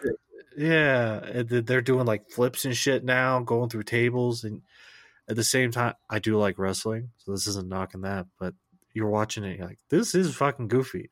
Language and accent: English; United States; as an American